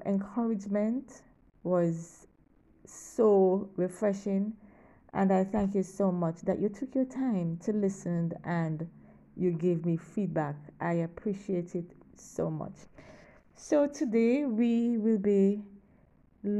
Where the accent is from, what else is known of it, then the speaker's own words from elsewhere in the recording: Kingston, Jamaica; I'm from Kingston, Jamaica